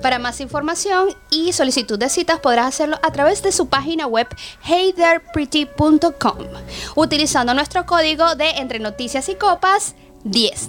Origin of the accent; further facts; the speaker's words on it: Venezuela; moved away; yo como venezolana